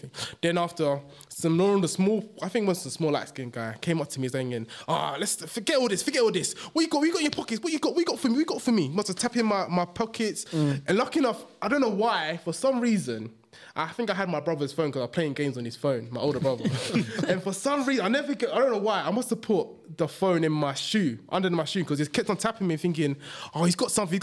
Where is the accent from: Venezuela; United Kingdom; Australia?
United Kingdom; London; I was from East London